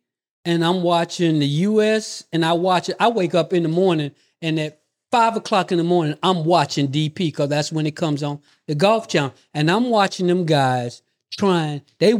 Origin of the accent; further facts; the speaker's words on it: United States; Because I'm American.